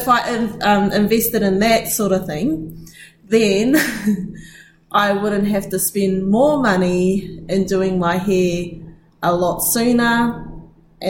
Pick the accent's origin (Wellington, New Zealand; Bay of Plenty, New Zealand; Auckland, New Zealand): Bay of Plenty, New Zealand; Rotorua; I am from Rotorua.